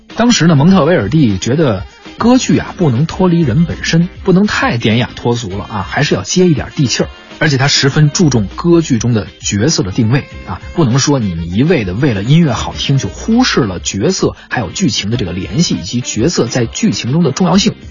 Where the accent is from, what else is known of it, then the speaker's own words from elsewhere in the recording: China; 我们中国人